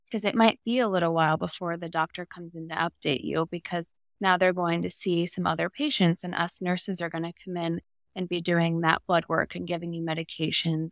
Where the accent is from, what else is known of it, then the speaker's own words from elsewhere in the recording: Arizona, United States; I am in Phoenix, Arizona, born and raised in Arizona.